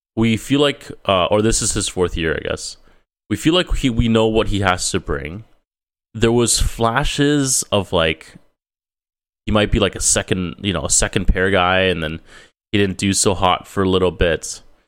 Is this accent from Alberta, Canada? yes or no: no; Toronto, Ontario, Canada; now in West Coast, Canada; we, uh, both are from Ontario. Uh, I was born in Toronto